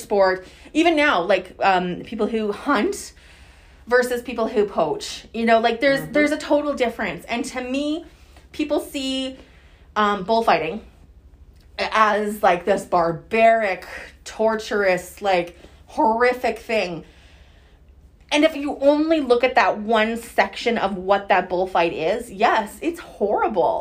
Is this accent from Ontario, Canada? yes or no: no; Saskatchewan, Canada; I'm from Saskatchewan, born and raised.